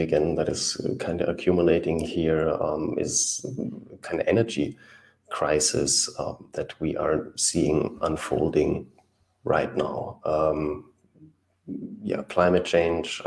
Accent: Germany; I'm from Germany

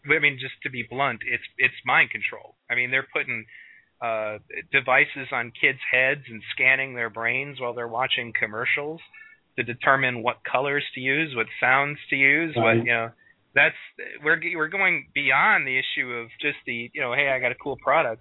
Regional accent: Michigan, United States; right now in Michigan, my home state

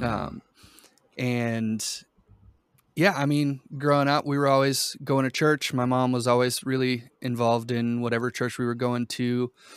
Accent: Boston, Massachusetts, United States; also born or lived in Brazil; I, I grew up mostly in Boston. My family is from Brazil.

